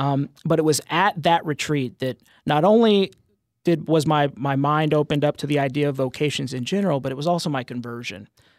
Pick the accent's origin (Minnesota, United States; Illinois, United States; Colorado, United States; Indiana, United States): Colorado, United States; Denver; I was born in Colorado. I was born in Denver on a nice blizzard evening, or early morning, rather. My folks are both from Texas, but they moved to Colorado soon after they were married. And I was born back in 87 and grew up there.